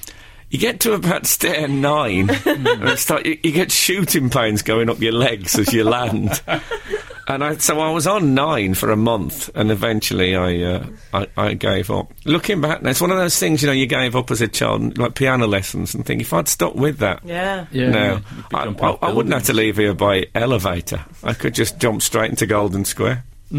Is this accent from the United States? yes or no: no; West Midlands, United Kingdom; when I was a kid growing up in the West Midlands